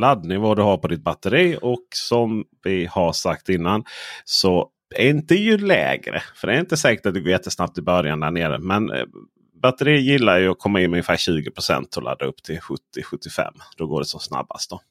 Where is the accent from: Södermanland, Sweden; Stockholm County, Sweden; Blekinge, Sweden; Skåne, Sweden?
Skåne, Sweden; som skåning